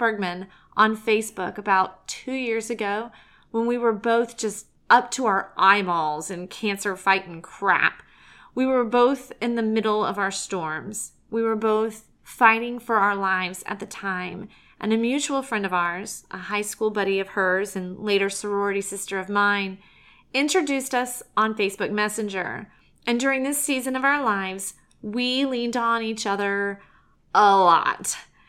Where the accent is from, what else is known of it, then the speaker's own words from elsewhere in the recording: Savannah, Georgia, United States; I came from Savannah, Georgia, and a lot of people were having to fight the hurricane